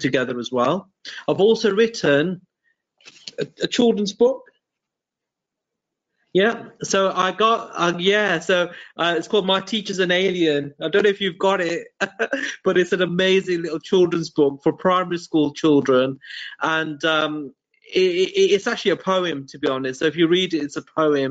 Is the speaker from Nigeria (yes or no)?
no; Birmingham, West Midlands, United Kingdom; now in Derby, United Kingdom; I was born in Birmingham in England, but now I live in Derby